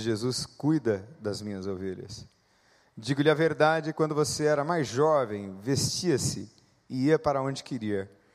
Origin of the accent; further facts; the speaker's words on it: São Paulo, Brazil; eu nasci no dia 21 de março de 1971, sou natural de São Paulo